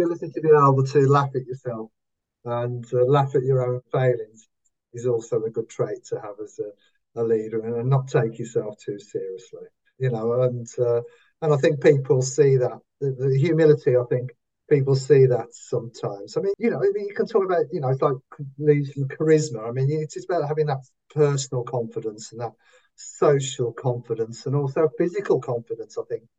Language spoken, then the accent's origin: English; Wolverhampton, West Midlands, United Kingdom; accent: Wolverhampton; I can only shout out in a Wolverhampton accent. I can't say it in my current accent. No, it only ever comes out in Wolverhampton.